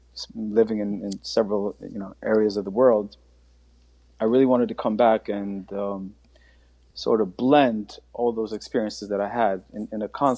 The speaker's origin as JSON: {"language": "English", "town": "Linden", "region": "New Jersey", "country": "United States", "tie": "born or raised there", "also_born_or_lived": "Albania", "said": "I was raised right outside of Newark in Linden, New Jersey, not too far from here. I went to middle school and high school there."}